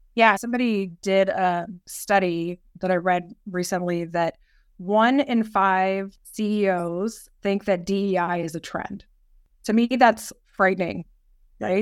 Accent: Yorktown, Virginia, United States; moved away as an adult; also born or lived in Washington, D.C.; I grew up in Southern Virginia, down near Yorktown. My dad retired military

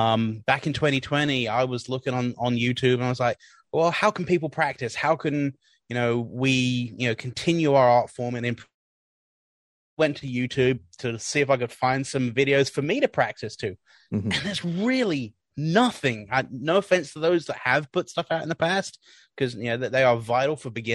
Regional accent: Woking, South East England, United Kingdom; I was born and raised in there in England, a town called Woking in Surrey.

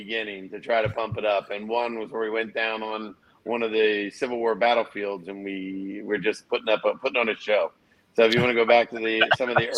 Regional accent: Erie, Pennsylvania, United States; being from Erie, Pennsylvania myself, I am a part

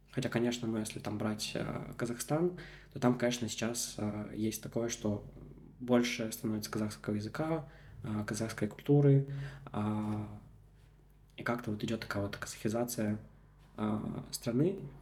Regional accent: Komi Republic, Russia; first language Russian; я родился в Республике Коми, да, и там а, прожил большую часть жизни

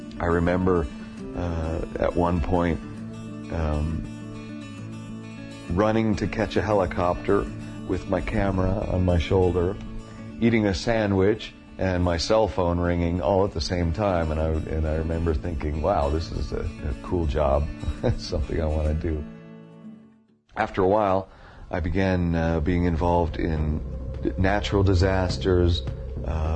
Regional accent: Denver, Colorado, United States; moved away as an adult; also born or lived in Boulder, Colorado; now in Argentina; I was born in 1962 in Denver, Colorado

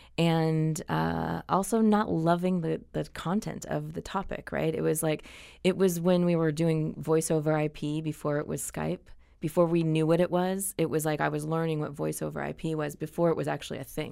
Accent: Anaheim, California, United States; I grew up in Orange County. So I grew up in Anaheim Hills

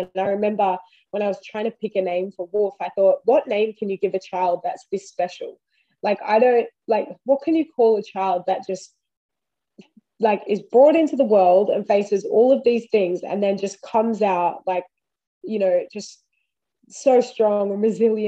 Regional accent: Wiradjuri, New South Wales, Australia; now in Queensland, Australia; I am Wiradjuri, that's where I'm from

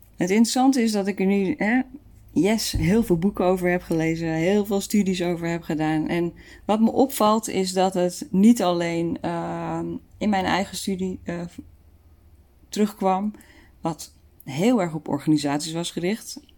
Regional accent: Netherlands; we daar als Nederlanders

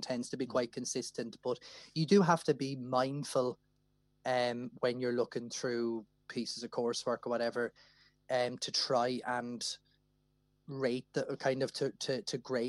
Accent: Wexford, Leinster, Ireland; moved away; I'm originally from Wexford

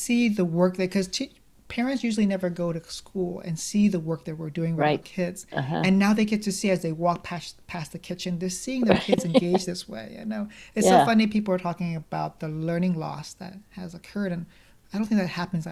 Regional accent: United States; because I'm American

